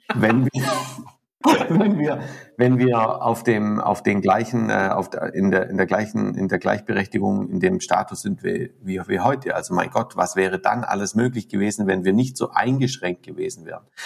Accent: Southern Germany, Germany; also born or lived in Lake Constance; bei uns in Süddeutschland

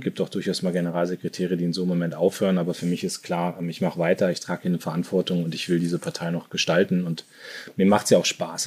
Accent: Munster, Lower Saxony, Germany; moved away as an adult; also born or lived in Soltau / Hannover / Düsseldorf / New York; Ich bin äh, in, in Soltau geboren, in Munster, also nicht Münster, sondern Munster aufgewachsen, in Lüneburger Heide

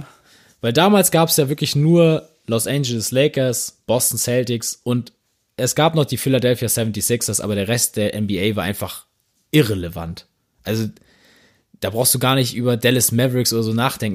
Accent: Northern Germany, Germany; Also als Norddeutscher

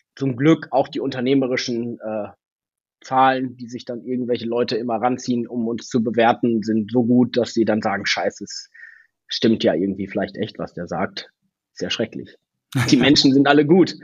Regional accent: Ostwestfalen-Lippe, North Rhine-Westphalia, Germany; in Ostwestfalen-Lippe, in meiner Heimat

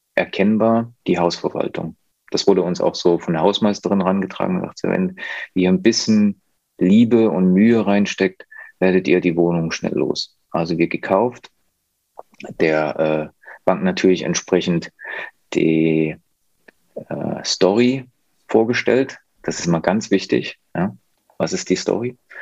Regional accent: near Leipzig, Saxony, Germany; ich komme aus der Nähe von Leipzig, kenne mich da gut aus

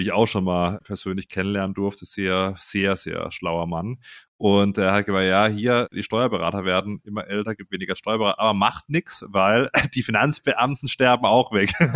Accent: Simonswald, Baden-Württemberg, Germany; ich komme ja aus Simonswald ursprünglich bei Freiburg, ja, da bin ich aufgewachsen.

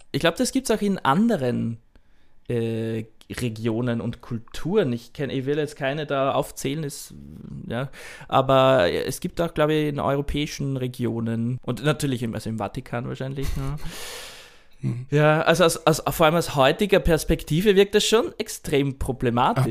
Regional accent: Austria; now in Japan; ich herkomme als Österreicher

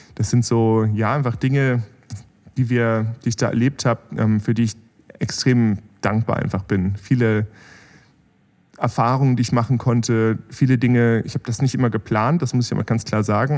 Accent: Bremen, Germany; moved away as an adult; also born or lived in Berlin; now in Heilbronn, Germany; ich bin da, da in Bremen aufgewachsen

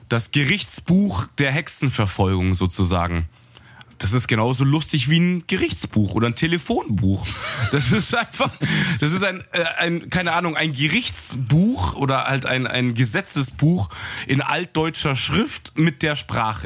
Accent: Munich, Bavaria, Germany; als Münchner, der hier so, so Low-Gebäude nur kennt

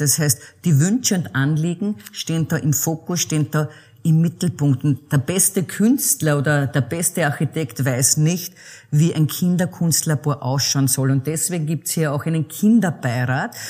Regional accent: the Czech border region, Lower Austria, Austria; ich bin ja an der tschechischen Grenze groß geworden, ein Kind der Grenzregion

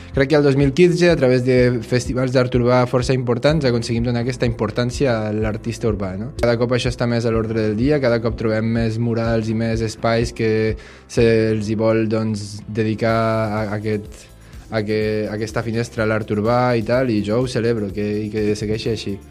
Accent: Bellmunt del Priorat, Catalonia, Spain; sóc de Bellmunt del Priorat

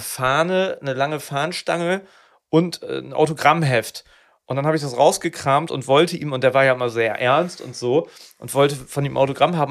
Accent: Neuenkirchen, Lower Saxony, Germany; Da bin ich aus Neuenkirchen, was die, die letzte Bushaltestelle äh, Bremen. Ganz weit weg. Nee, bei Schwannewede, da bin ich groß geworden

